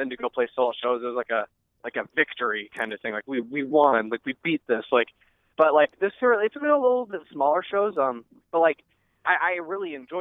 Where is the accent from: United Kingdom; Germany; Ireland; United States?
United States; Fremont; This kid I grew up in Fremont with named Adam